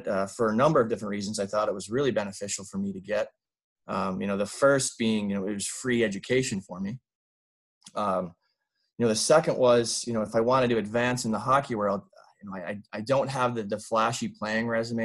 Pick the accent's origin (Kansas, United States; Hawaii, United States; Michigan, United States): Michigan, United States; Traverse City; originally from Traverse City, Michigan. It's a small town in northern Michigan, right on Lake Michigan